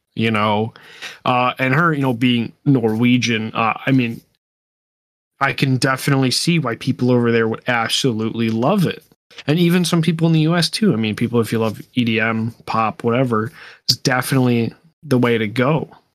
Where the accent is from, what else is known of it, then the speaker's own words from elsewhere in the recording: United States; I am American